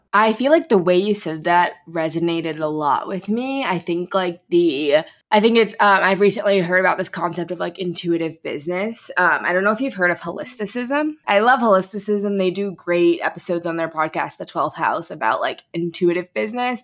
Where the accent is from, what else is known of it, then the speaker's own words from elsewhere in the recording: St. Louis, Missouri, United States; my hometown of St. Louis